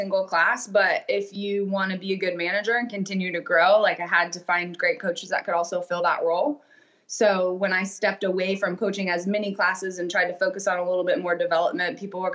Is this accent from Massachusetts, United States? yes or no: no; Missouri, United States; now in Maine, United States; I grew up in Missouri